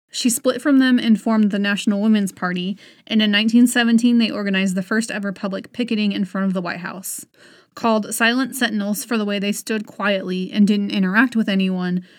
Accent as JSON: {"language": "English", "country": "United States", "said": "as an American citizen"}